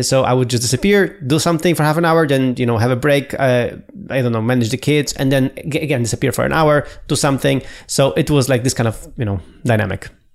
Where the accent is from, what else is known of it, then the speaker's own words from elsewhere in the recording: Poland; moved away; I was three weeks in my hometown